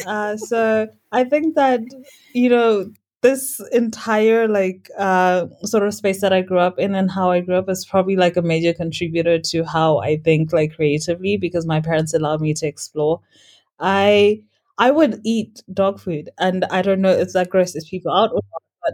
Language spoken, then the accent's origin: English; Norton, Mashonaland West, Zimbabwe; also born or lived in Harare, Zimbabwe; I grew up in a very small town here in Zimbabwe. It's called Norton.